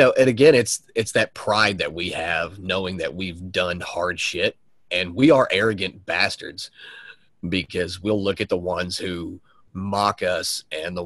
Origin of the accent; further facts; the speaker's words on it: the South, United States; growing up in the South